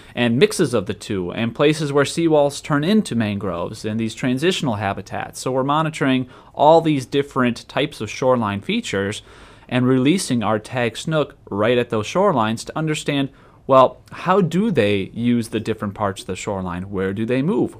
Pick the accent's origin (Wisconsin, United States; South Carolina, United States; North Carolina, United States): Wisconsin, United States; moved away as an adult; also born or lived in Texas; now in Florida, United States; I'm actually originally from Wisconsin